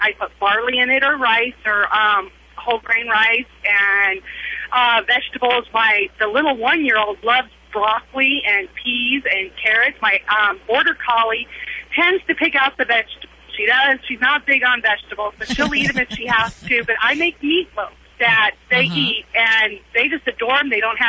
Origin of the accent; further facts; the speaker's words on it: Idaho, United States; I am originally from Idaho